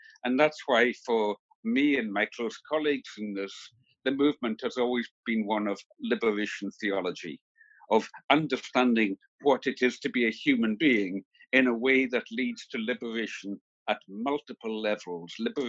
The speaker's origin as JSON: {"language": "English", "area": "Isle of Lewis, Outer Hebrides", "region": "Scotland", "country": "United Kingdom", "tie": "born or raised there", "also_born_or_lived": "Papua New Guinea", "said": "I grew up in the Isle of Lewis in the Outer Hebrides of Scotland"}